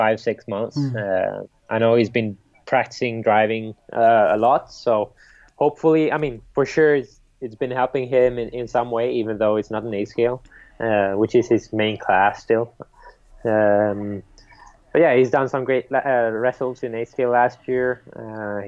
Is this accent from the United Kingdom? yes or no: no; Sweden; growing up in Sweden